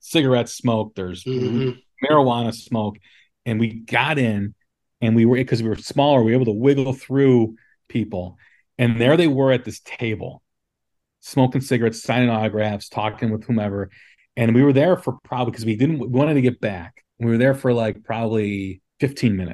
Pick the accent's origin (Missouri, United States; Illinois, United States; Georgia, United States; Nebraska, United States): Illinois, United States; Des Plaines; I grew up in Des Plaines, Illinois, which is just outside of Chicago